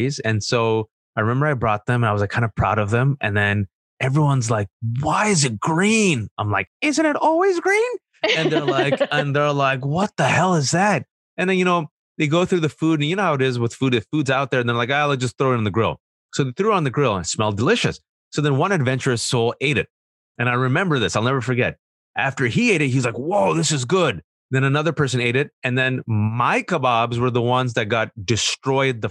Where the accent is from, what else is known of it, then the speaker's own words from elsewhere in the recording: United States; first language Urdu; English is a second language; They didn't teach me English, even though I was born and raised in America